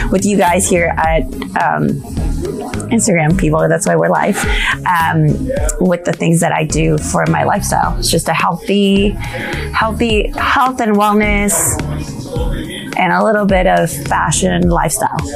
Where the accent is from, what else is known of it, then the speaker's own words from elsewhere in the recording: Acapulco, Guerrero, Mexico; moved away as an adult; now in San Antonio, United States; I am from originally was born and raised in Acapulco, Mexico.